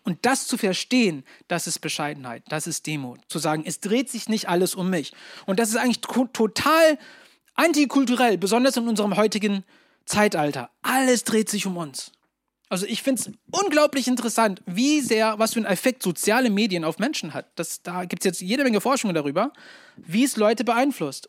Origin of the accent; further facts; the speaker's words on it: Germany; als Deutsche